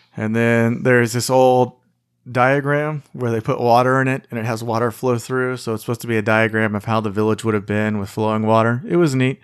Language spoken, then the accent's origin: English; United States